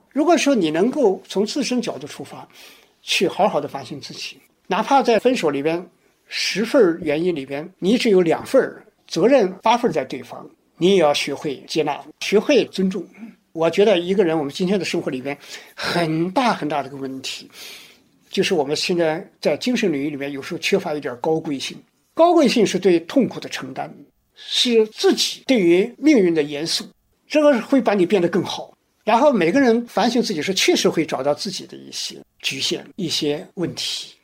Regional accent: China; 我们中国人

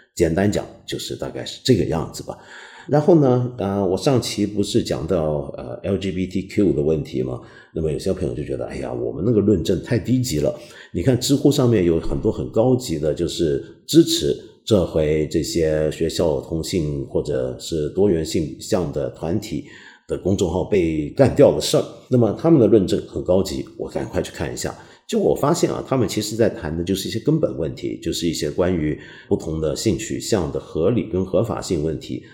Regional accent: Taiwan; moved away; 我不是小时候在台湾念书吗？我很记得在台湾上中学那会啊

